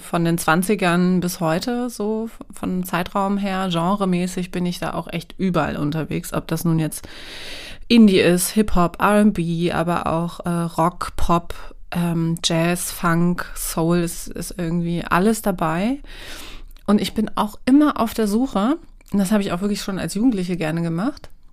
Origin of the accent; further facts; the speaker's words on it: Wolfsburg, Lower Saxony, Germany; also born or lived in Görlitz; Also meine Eltern haben irgendwann entschieden, dann nach Wolfsburg zu ziehen, nach dem Mauerfall